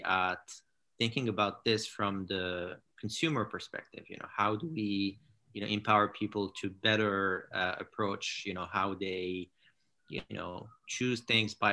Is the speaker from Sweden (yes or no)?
no; Morocco; moved away as an adult; also born or lived in France / United States; I grew up in Morocco. And then I studied in France and in the US